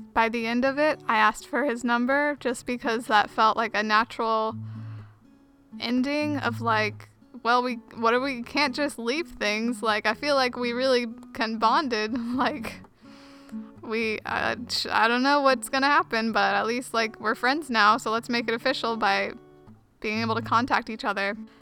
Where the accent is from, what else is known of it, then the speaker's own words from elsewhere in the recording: Huntsville, Alabama, United States; moved away as an adult; I was born in Huntsville, Alabama, which is where I grew up and lived all my life until I went off to college when I was 18